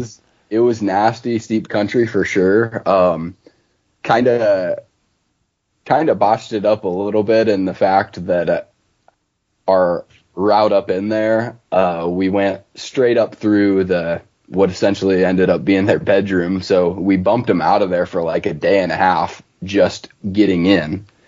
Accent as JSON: {"language": "English", "region": "north central Ohio", "country": "United States", "tie": "born or raised there", "also_born_or_lived": "southwestern Oregon", "moved": "as an adult", "lives_now": "Oregon, United States", "said": "I'm from uh, north central Ohio, so about halfway in between Cleveland and Columbus"}